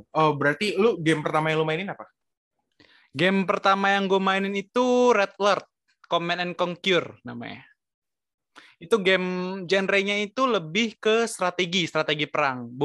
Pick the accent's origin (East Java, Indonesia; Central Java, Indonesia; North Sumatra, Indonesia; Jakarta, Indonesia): Jakarta, Indonesia; born there; gue lahir di Jakarta 2002